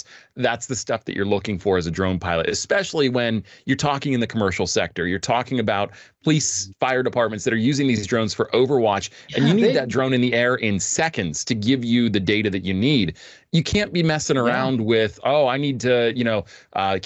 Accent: United States; I'm an American. I'm very grateful to be here and be a citizen, be born into this country

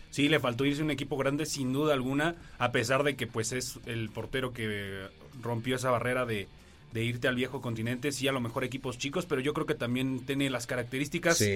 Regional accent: Mexico; como somos los mexicanos

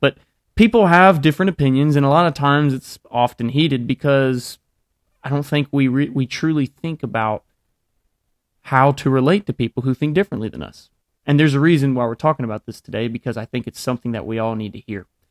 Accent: Alabama, United States; I grew up in Alabama

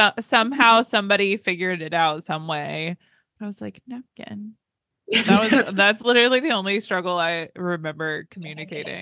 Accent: North Carolina, United States; also born or lived in Southern Texas; now in Texas, United States; I grew up in North Carolina

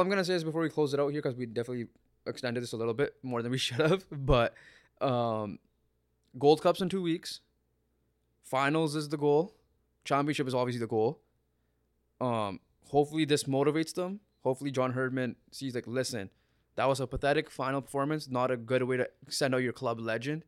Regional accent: Canada; we're Canadian

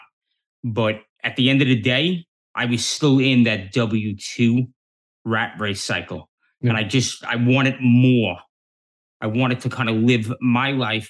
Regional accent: New York City, New York, United States; I grew up in New York City back in the 70s and the 80s

